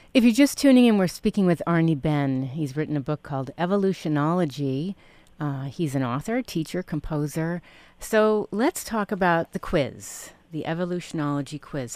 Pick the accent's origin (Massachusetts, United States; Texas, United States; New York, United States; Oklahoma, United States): New York, United States; New York City; moved away; I grew up in Manhattan and I lived there for about eight years growing up